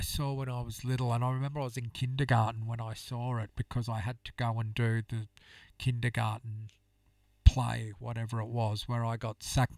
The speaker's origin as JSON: {"language": "English", "town": "Gold Coast", "region": "Queensland", "country": "Australia", "tie": "born or raised there", "said": "growing up on the Gold Coast and having Christmases there"}